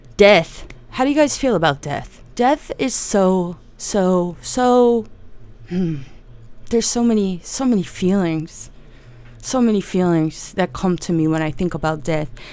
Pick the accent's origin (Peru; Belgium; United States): United States; New Jersey; I'm from New Jersey, uh, and I, and the part of New Jersey that's just west of New York City